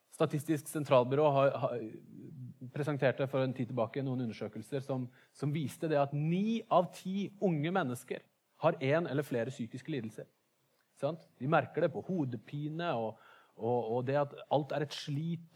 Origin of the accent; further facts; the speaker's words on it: Bergen, Vestland, Norway; som oss bergensere